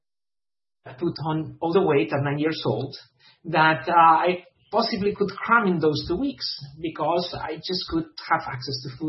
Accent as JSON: {"language": "English", "country": "Spain", "tie": "born or raised there", "moved": "yes", "said": "I am originally from Spain. I grew up in Spain in a very traditional Mediterranean family"}